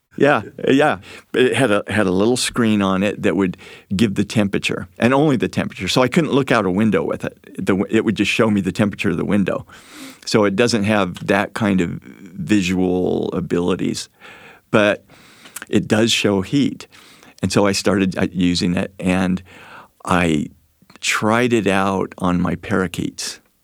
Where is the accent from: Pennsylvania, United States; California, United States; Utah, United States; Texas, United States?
Utah, United States; Moab; I grew up in Moab